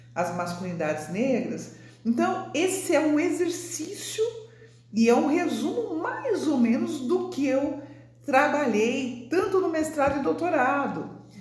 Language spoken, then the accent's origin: Portuguese; São Paulo, Brazil; moved away as an adult; now in Brasília, Brazil; sou de São Paulo, né? estou em Brasília, na Universidade de Brasília, mas eu sou de São Paulo